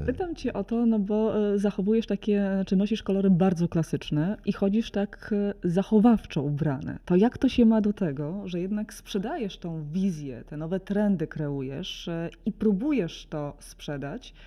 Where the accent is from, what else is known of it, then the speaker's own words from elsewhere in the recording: Solec Kujawski, Kuyavian-Pomeranian Voivodeship, Poland; pochodzę z małego, z małego miasta, Solec Kujawski